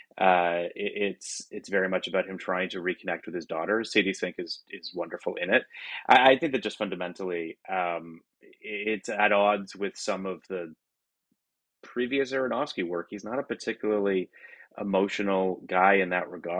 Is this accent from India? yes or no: no; Toronto, Ontario, Canada; moved away; I'm from Toronto originally